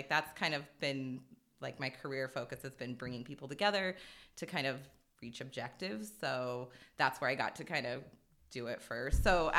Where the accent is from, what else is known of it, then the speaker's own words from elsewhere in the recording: Hilliard, Ohio, United States; I think I always say growing up in Hilliard definitely gave me the sense of like justice